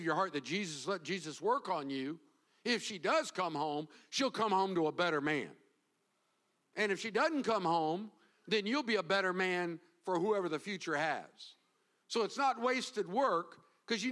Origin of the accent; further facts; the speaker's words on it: the South, United States; now in Florida, United States; growing up in the South